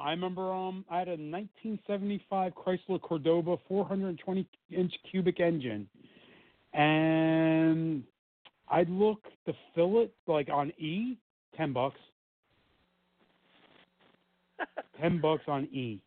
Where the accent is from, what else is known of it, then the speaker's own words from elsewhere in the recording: Hillside, United States; where I grew up in Hillside used to be all farmland before it became all industrial